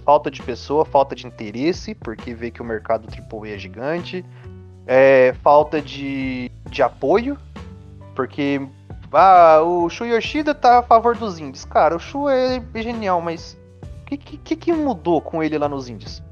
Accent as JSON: {"language": "Portuguese", "country": "Brazil", "said": "como brasileiro"}